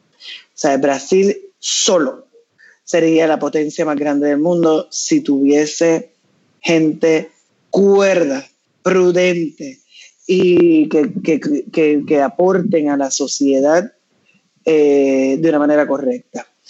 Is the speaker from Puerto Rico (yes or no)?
yes; Puerto Rico; yo nací en Puerto Rico y tuve la bendición de ser, haber nacido en esta tierra